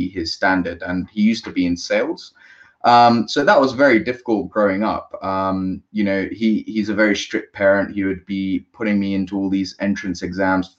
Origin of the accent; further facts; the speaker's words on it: London, United Kingdom; I was born in London to a small Asian family